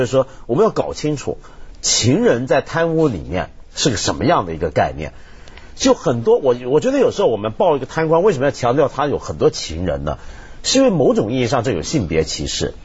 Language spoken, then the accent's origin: Chinese; China; 我们中国人一方面对这种课题很关注，另一方面很保守